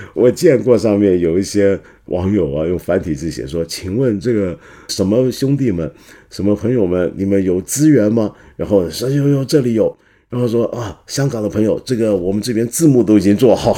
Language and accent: Chinese; Guangdong, China; 我们广东人要追月嘛